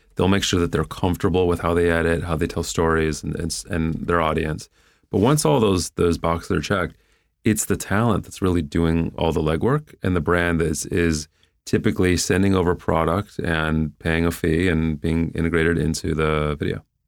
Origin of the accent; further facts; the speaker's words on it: Cleveland, Ohio, United States; moved away as an adult; growing up in Cleveland